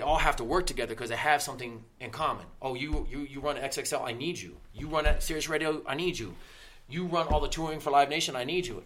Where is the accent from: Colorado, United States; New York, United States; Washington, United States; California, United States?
Colorado, United States; Littleton; also born or lived in Denver, Colorado; I'm all Colorado. I'm all Denver. I grew up in Littleton, went to Denver schools.